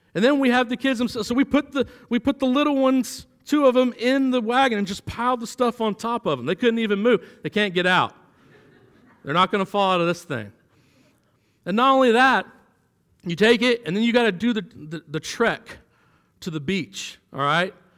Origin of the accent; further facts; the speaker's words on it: Florida, United States; moved away as an adult; now in Kentucky, United States; I'm from Florida.